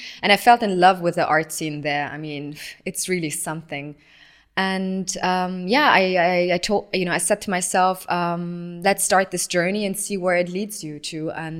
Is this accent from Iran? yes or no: yes; Tehran, Tehran Province, Iran; born there; So I was born in Tehran. My parents met in Tehran and got married there.